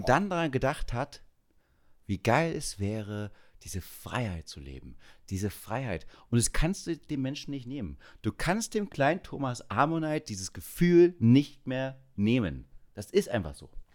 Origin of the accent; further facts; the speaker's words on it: Schönebeck, Saxony-Anhalt, Germany; ich komme ja aus Schönebeck an der Elbe